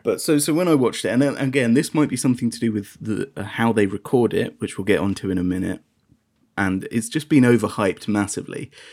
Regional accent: United Kingdom; being British

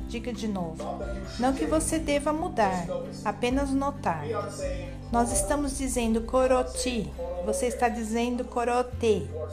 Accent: Memphis, Tennessee, United States; eu nasci em Memphis, não na Memphis do Egito

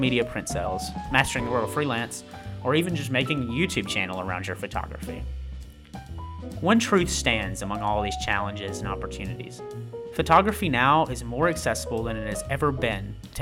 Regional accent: Amory, Mississippi, United States; I spent almost every evening photographing our community, Amory, Mississippi

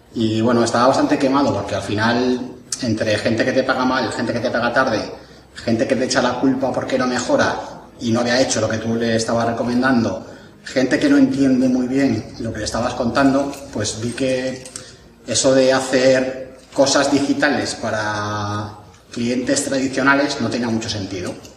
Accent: Jaraíz de la Vera, Extremadura, Spain; also born or lived in Madrid (Laganzo); Pues yo soy de un pueblo de Extremadura que se llama Jaraíz de la Vera, donde tenemos el mejor pimentón del mundo, y de otro pueblo de Madrid que se llama Laganzo

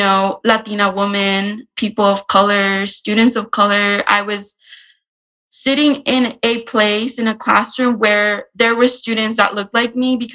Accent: San Diego, California, United States; I grew up in San Diego and I am attending the University of San Diego

